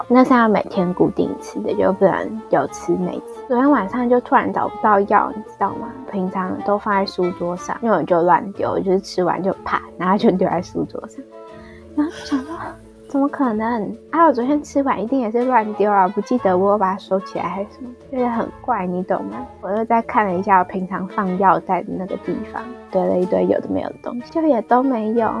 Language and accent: Chinese; Taiwan; 我台湾人欸